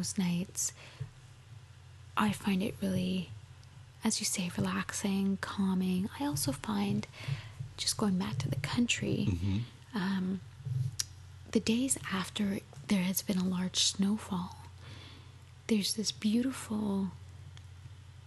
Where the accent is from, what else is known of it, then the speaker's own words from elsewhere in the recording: Montreal, Quebec, Canada; growing up in Montreal, we were always so close to the mountains